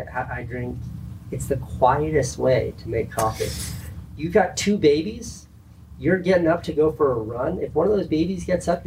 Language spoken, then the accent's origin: English; New England, United States; I'm not much of a Duncan guy, even though I'm from